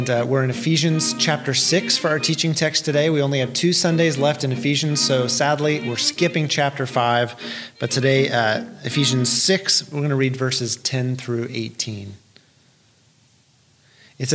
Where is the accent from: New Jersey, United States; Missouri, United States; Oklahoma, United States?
Oklahoma, United States; Tulsa; I grew up in South and West Tulsa, so I was a stone's throw from Sepulpa on the west and not far from Glenpool to the south